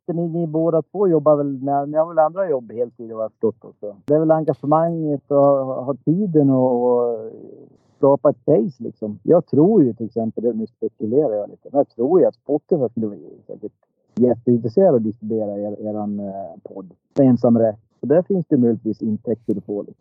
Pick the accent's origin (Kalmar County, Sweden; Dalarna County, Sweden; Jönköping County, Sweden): Dalarna County, Sweden; accent: dalmål; now in Stockholm, Sweden; jag är från Dalarna som ni hör. Det är gött med lite dalmål.